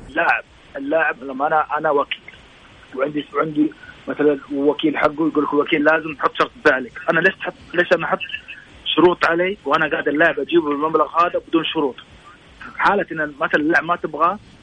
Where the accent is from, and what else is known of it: Saudi Arabia